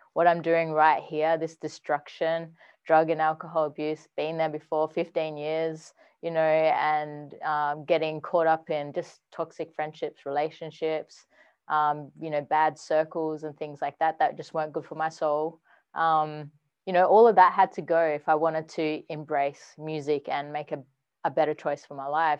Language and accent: English; Perth, Western Australia, Australia; moved away as an adult; now in Sydney, Australia; I'm actually from Perth, Western Australia originally